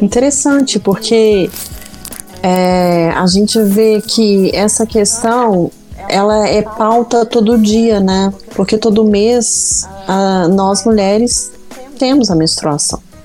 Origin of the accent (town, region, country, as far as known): Minas Gerais, Brazil